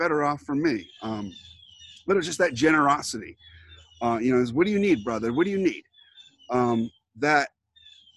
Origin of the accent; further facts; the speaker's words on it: Port Huron, Michigan, United States; I grew up in Port Huron